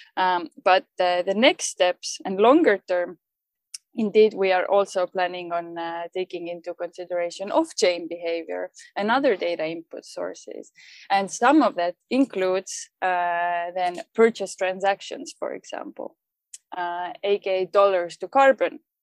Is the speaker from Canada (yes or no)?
no; Estonia; moved away as an adult; also born or lived in London; I moved back to Estonia from London, and and this was actually my my first adult job in Estonia after starting my career in London